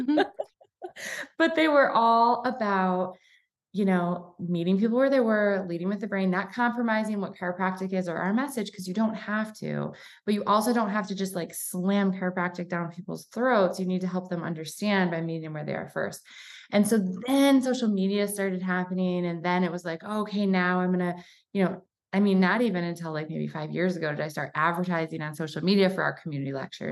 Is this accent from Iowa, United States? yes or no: no; Michigan, United States; moved away as an adult; now in Coeur d'Alene, United States; I'm from Michigan